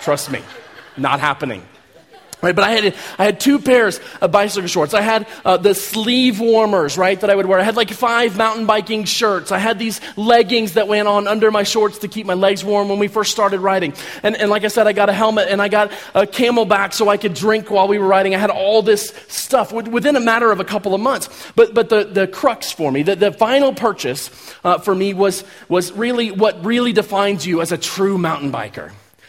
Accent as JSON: {"language": "English", "region": "Kansas", "country": "United States", "said": "I'm from Kansas. We don't really have mountains in Kansas"}